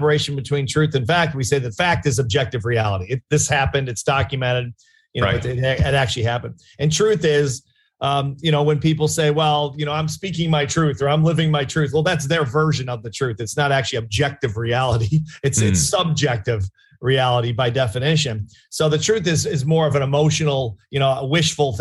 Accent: Chicago, Illinois, United States; I was from Chicago, suburb in Chicago, kind of a middle-class suburb.

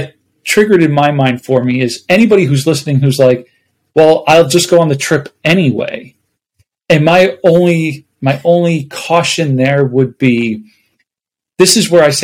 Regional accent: Buffalo, New York, United States; now in Phoenix, United States; I'm originally from Buffalo, New York

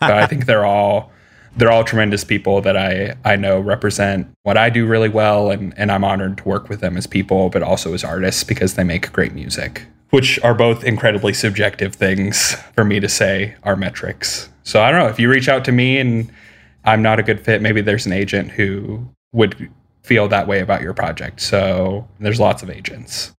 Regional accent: Midwest, United States; I'm from the Midwest

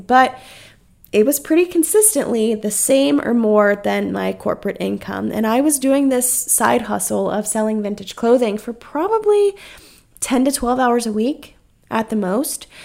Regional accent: North Carolina, United States; moved away as an adult; now in South Carolina, United States; It was almost heartbreaking to me being in my hometown

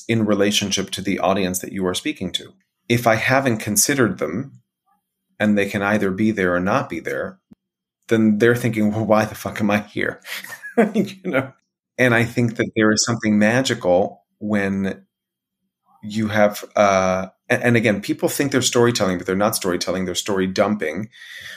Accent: United States; As an American

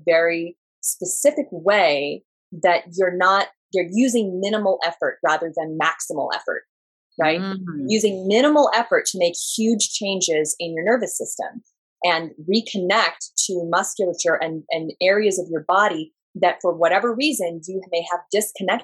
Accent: Southern Oregon, United States; moved away; Well, I'm originally from Southern Oregon and I grew up there.

